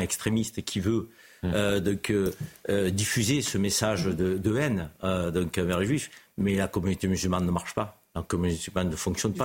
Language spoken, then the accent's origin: French; Marseille, Provence-Alpes-Côte d'Azur, France; en tant que Marseillais